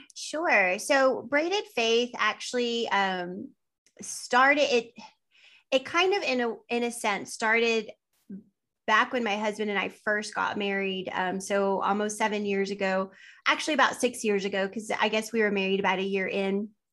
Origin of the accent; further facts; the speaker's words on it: West Texas, United States; I am from West Texas